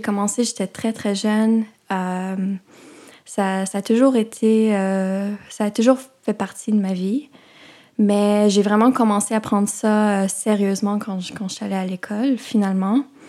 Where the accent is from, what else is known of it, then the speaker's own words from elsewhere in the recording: Vancouver, British Columbia, Canada; moved away as an adult; also born or lived in Toronto; j'ai grandi principalement à Vancouver